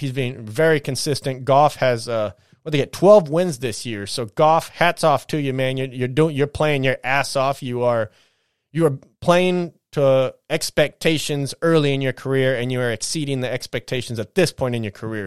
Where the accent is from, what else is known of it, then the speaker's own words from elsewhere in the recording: San Bernardino, California, United States; I'm from the Dirty Dino